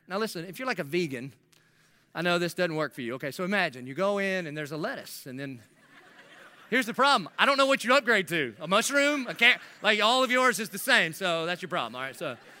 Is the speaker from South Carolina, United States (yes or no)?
yes; South Carolina, United States; now in Jacksonville, United States; I'm from South Carolina